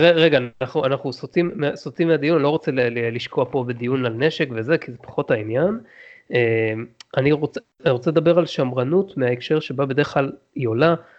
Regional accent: Israel; לנו כישראלים

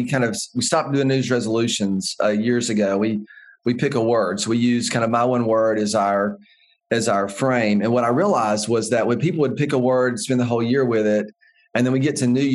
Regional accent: the American West, United States; growing up in the American West

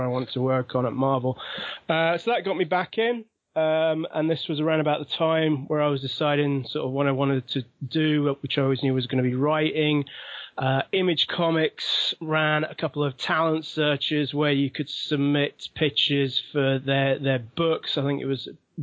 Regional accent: London, United Kingdom; accent: London; now in Sheffield, United Kingdom; Well, I'm from London originally, so my accent is still quite London

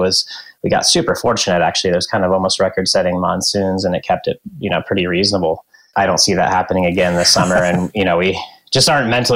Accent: Western Colorado, United States; moved away; I grew up in Western Colorado

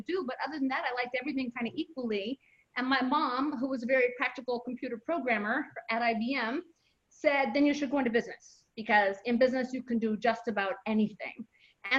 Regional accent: Jamestown, Colorado, United States; I grew up in a tiny, tiny little mining town in the mountains, a town called Jamestown in Colorado

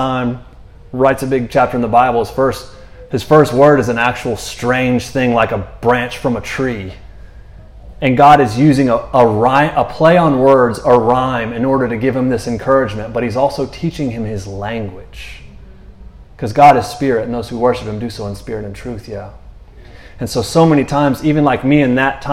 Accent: Orlando, Florida, United States; moved away; also born or lived in North Carolina / Texas; I'm from Florida

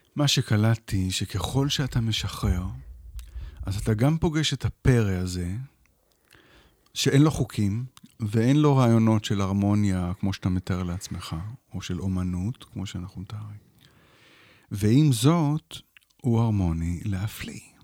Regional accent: Israel; also born or lived in Shefayim; אני כן גדלתי כאן, בתוך עמי אני יושב

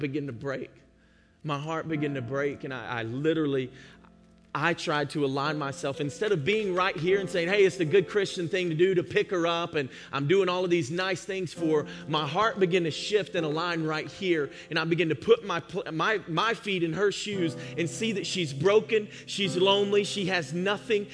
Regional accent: Georgia, United States; moved away; I'm from Georgia

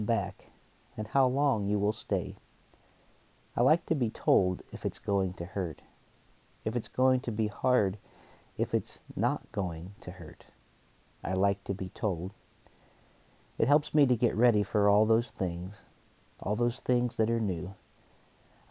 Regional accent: Western Pennsylvania, United States; moved away as an adult; also born or lived in New York; my hometown area of Western Pennsylvania

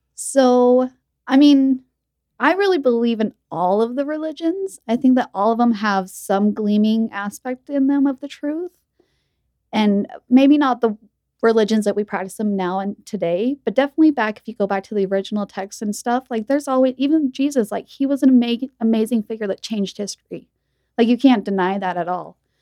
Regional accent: Utah, United States; also born or lived in Texas; I was born in Utah, and my parents were, you know, raised here

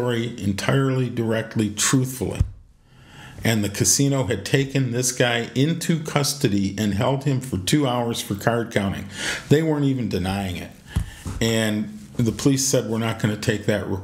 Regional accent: Detroit, Michigan, United States; I'm from Detroit

